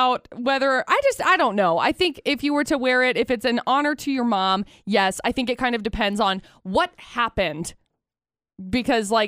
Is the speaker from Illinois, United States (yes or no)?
no; Brigham City, Utah, United States; I grew up in Brigham City